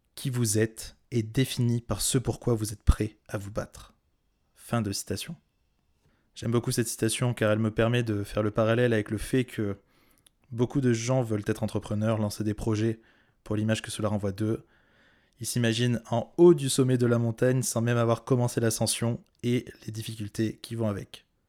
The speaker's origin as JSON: {"language": "French", "area": "Corrèze", "region": "Nouvelle-Aquitaine", "country": "France", "tie": "born or raised there", "moved": "yes", "said": "Je t'enregistre cet épisode depuis mon pays natal puisque je suis retourné en Corrèze"}